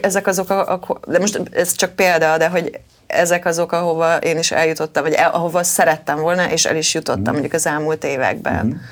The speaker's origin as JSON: {"language": "Hungarian", "town": "Kecskemét", "region": "Bács-Kiskun", "country": "Hungary"}